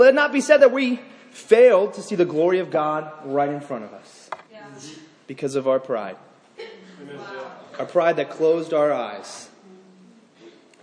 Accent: Northern Virginia, United States; I grew up in Northern Virginia.

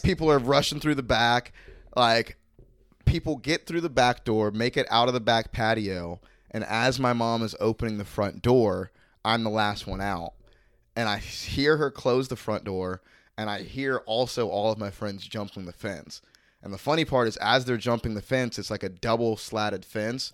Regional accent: Mandarin, Florida, United States; growing up in Mandarin

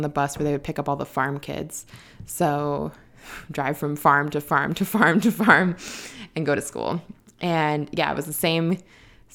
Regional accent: Avalon, Wisconsin, United States; now in Chicago, United States; I was raised in the middle of nowhere. I'm from Avalon, Wisconsin, which has a population of about 100 people

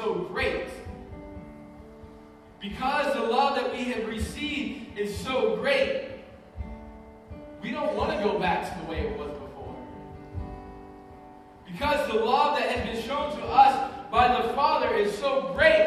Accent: United States; American Christians

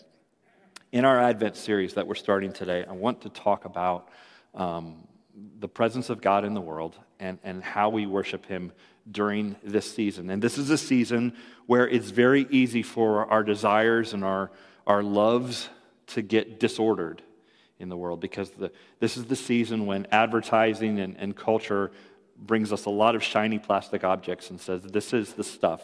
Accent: Ann Arbor, Michigan, United States; I was born in Ann Arbor

